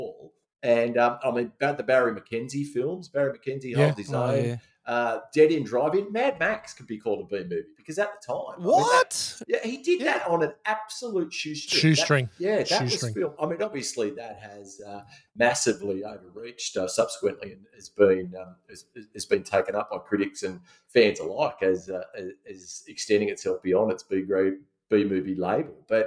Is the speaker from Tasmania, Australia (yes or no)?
no; Sydney, New South Wales, Australia; where we grew up in the Badlands of the Northern Beaches.